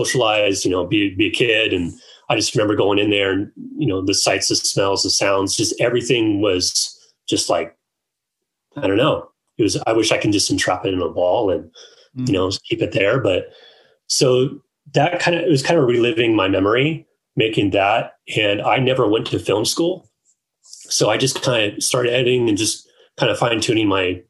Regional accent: Orange County, Southern California, United States; I grew up in Southern California in Orange County. So that's like 30 minutes south of like Anaheim or LA.

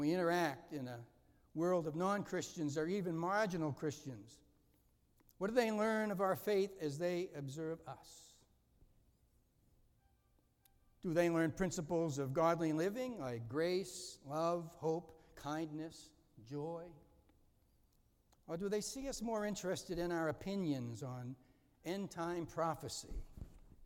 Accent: Boston, Massachusetts, United States; I was raised a Catholic in East Boston, Massachusetts.

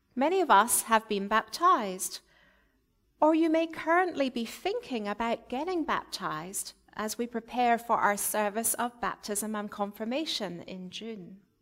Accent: Scotland, United Kingdom; moved away; I was brought up in the Presbyterian Church in Scotland

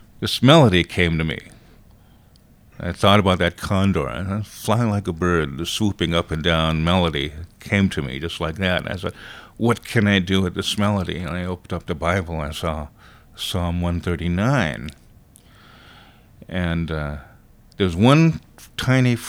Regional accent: Los Angeles, California, United States; I'm Filipino-American. But I did grow up in the projects in Los Angeles

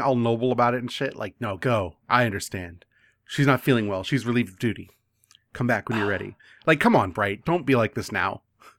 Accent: United States; As an American

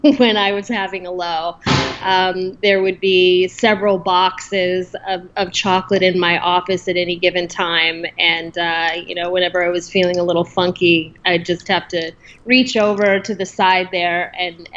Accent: Spokane, Washington, United States; moved away as an adult; also born or lived in Seattle, Washington; now in New York City, United States; I am originally from Washington State, up in the good old Pacific Northwest, Spokane, Washington, born and raised

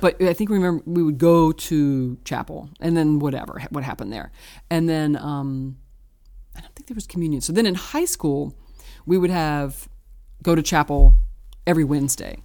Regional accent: Richmond, Virginia, United States; now in Brooklyn, United States; I was born in Richmond, Virginia.

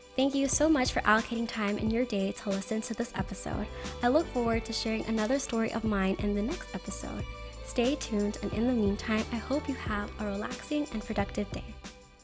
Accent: San Diego, California, United States; I gained more of an appreciation of my hometown through the community

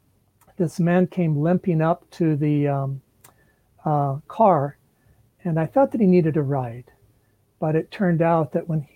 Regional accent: Kansas City, Missouri, United States; also born or lived in Orlando, Florida; I was born in Orlando, Florida, and my dad was in the Air Force. We moved back to Kansas City, his home, when he was a little boy, and where my mom and dad met, back when I was 9 years old

